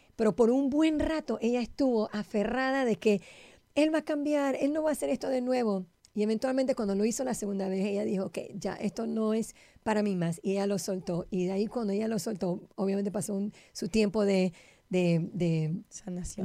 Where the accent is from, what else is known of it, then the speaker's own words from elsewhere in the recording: Panama; yo soy panameña